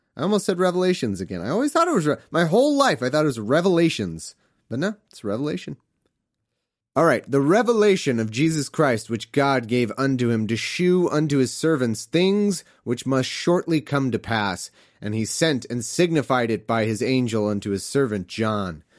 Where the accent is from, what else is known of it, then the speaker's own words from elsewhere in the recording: United States; as an American